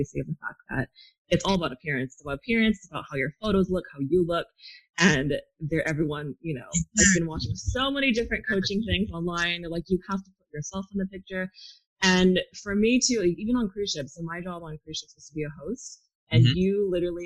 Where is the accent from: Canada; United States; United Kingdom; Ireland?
United States; California; moved away as an adult; also born or lived in New Zealand / Australia / Japan / Thailand; growing up in California